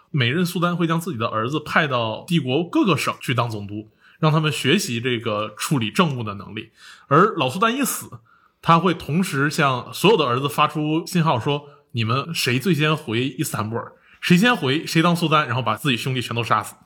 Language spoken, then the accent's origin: Chinese; China; 我们中国人